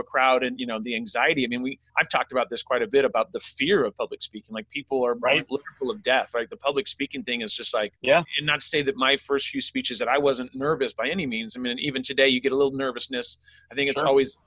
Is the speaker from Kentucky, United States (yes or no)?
no; California, United States; also born or lived in Sacramento; I grew up in California as well